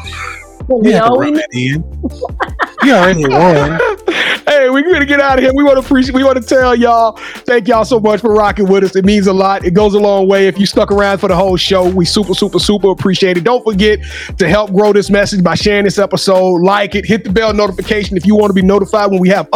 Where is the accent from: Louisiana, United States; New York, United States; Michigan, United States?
Louisiana, United States; I'm from Louisiana